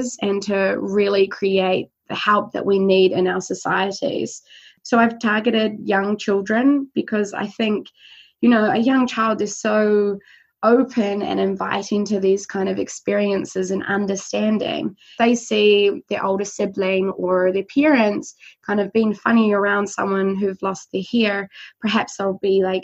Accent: New Zealand; born or raised there; moved away

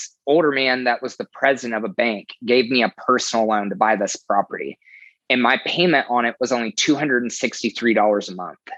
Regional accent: Kansas, United States; also born or lived in Texas; now in Oklahoma City, United States; I'm originally from Kansas. I lived in Texas for a few years, and I moved to Oklahoma City in 2012.

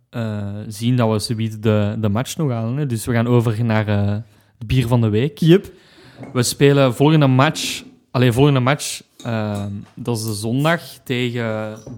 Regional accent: Leuven, Flemish Brabant, Belgium; we zijn van Leuven en wij zijn heel bescheiden.

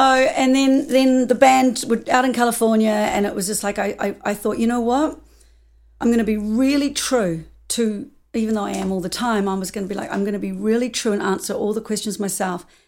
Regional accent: New Zealand; moved away as an adult; also born or lived in United States; I'm from New Zealand

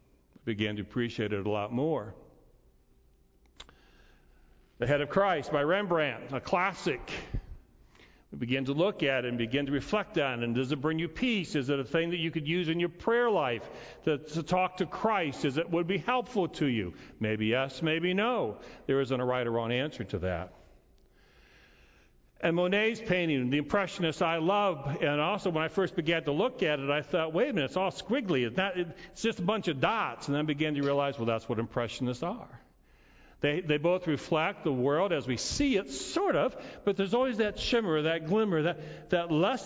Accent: Montrose, United States; It looked like our Thanksgiving table. It looked like life as I knew it growing up in Montrose.

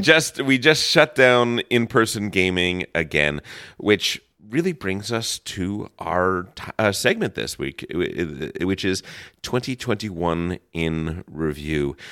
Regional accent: New Jersey, United States; also born or lived in New York area; now in Los Angeles, United States; growing up in New, New Jersey and, and the New York area

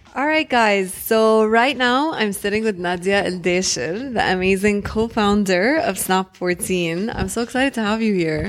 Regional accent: Jeddah, Makkah Province, Saudi Arabia; moved away; I grew up in Jeddah

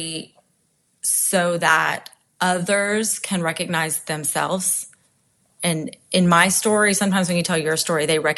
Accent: Charleston, South Carolina, United States; my hometown of Charleston

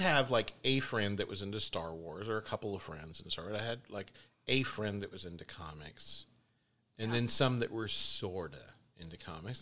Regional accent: Texas, United States; I'm Texan

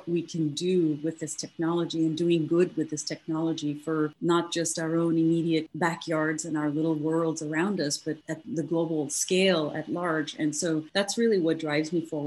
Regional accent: Morocco; moved away as an adult; also born or lived in India; now in United States; I was born in India and I grew up in North Africa in Morocco and came here to the US many, many years ago to pursue my university studies.

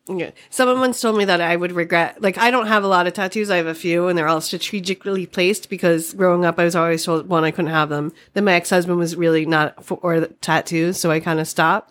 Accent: Boston, Massachusetts, United States; accent: Boston; moved away as an adult; now in Alameda, United States; growing up in Boston

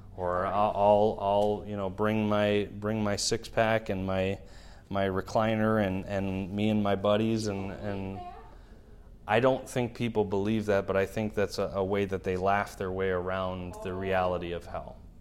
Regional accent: Milwaukee, Wisconsin, United States; now in Shawano, United States; my hometown of Milwaukee

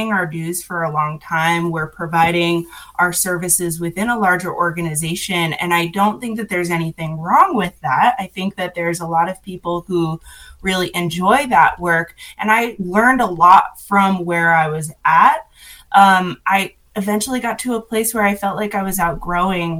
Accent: Massachusetts, United States; moved away as an adult; now in Hendersonville, United States; I'm originally from Massachusetts

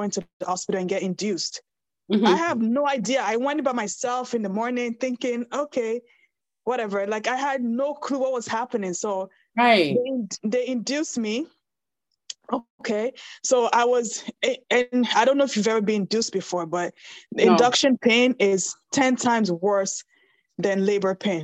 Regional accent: Nigeria; moved away; I'm Nigerian

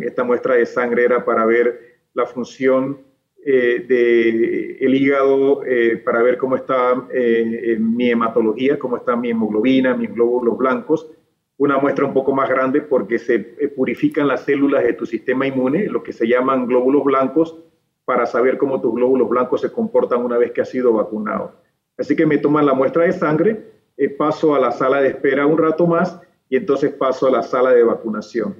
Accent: Panama

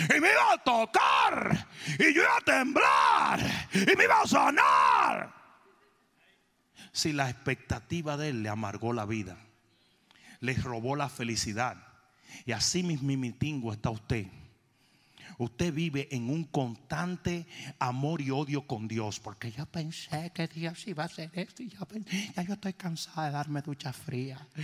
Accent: Dominican Republic; moved away; also born or lived in South Florida

